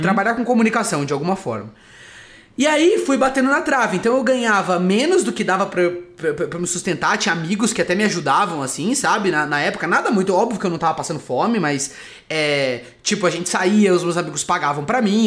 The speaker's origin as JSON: {"language": "Portuguese", "town": "Socorro", "region": "São Paulo", "country": "Brazil", "moved": "as an adult", "lives_now": "São Paulo, Brazil", "said": "Eu sou de Socorro"}